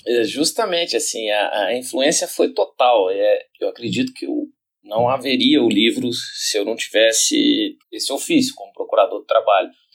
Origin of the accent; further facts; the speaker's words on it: Brazil; nós brasileiros da arte nos orgulhamos do samba